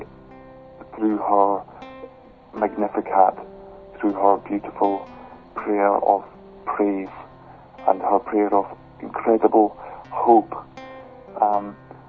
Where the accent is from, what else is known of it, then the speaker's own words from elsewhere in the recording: Scotland, United Kingdom; I'm from Scotland where I live